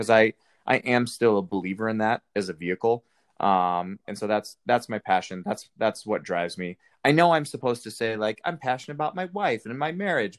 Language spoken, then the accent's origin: English; Colorado, United States; I'm from Colorado.